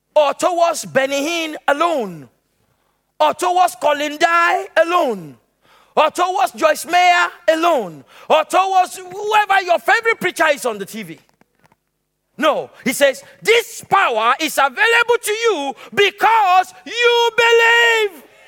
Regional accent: Nigeria; moved away; also born or lived in Lagos, Nigeria; I left the city of Lagos and went to my hometown

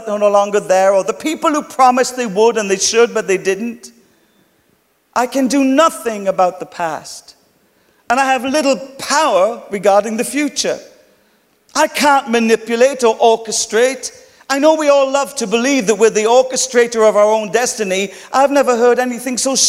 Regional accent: Ireland; accent: Irish; my Irish accent.

